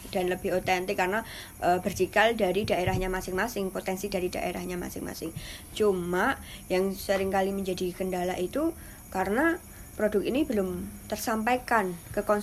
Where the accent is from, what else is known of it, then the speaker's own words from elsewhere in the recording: Parangtritis, Special Region of Yogyakarta, Indonesia; now in Sleman, Indonesia; saya dari Polda, Polda Datan, Parantritis.